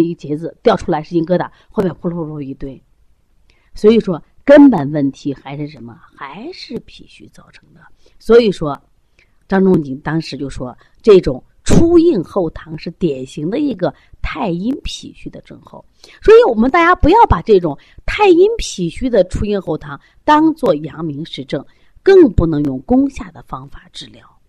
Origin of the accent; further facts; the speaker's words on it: China; 我中国人